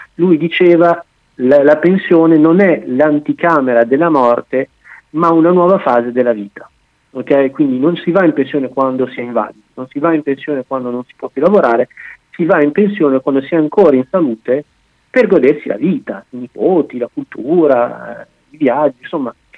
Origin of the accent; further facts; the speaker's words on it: Bologna, Emilia-Romagna, Italy; moved away as an adult; now in France; io sono di Bologna